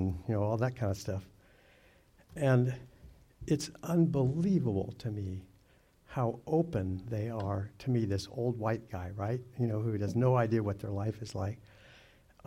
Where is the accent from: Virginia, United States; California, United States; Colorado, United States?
Colorado, United States; Durango; I grew up in Durango, Colorado, back when it was kind of like a ranching, farming town